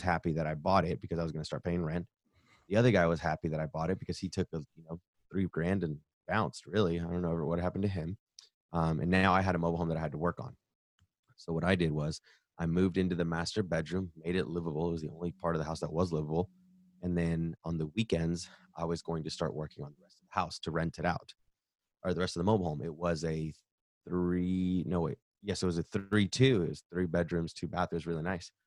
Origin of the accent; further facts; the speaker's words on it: the South, United States; I'm born and raised in the South